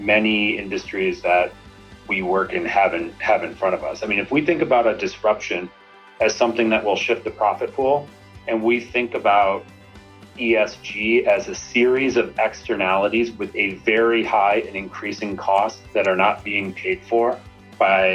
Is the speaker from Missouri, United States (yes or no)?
no; Saline, Michigan, United States; I grew up in Saline, Michigan, which is right next to Ann Arbor